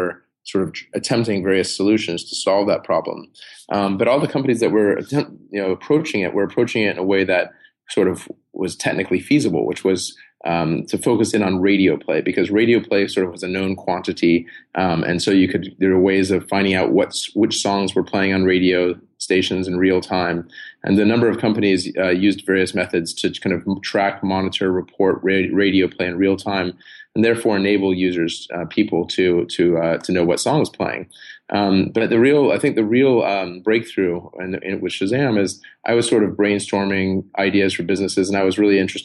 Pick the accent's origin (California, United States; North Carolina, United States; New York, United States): California, United States; San Diego; born or raised there